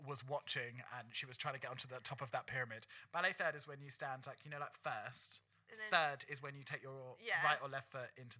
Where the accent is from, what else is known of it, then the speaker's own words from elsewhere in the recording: London, United Kingdom; growing up in the East London drag scene